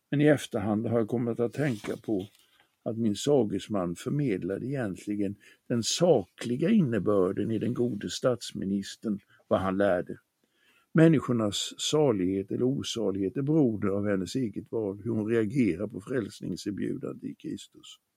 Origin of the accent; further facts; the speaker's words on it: Småland, Sweden; I min hemstad på det småländska höglandet fanns det i en bilskolas skyltfönster en modell av en fyrcylindrig bilmotor.